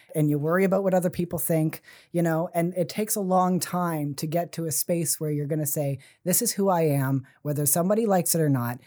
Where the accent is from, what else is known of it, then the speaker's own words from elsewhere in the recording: Fall River, Nova Scotia, Canada; also born or lived in Halifax; now in Sackville, Canada; I grew up in Fall River